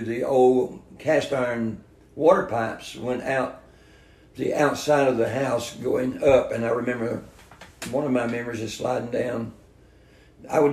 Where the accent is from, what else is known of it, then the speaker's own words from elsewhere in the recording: Valdosta, Georgia, United States; also born or lived in Echols County, Georgia; I was born in a Little Griffin Hospital in Valdosta, Georgia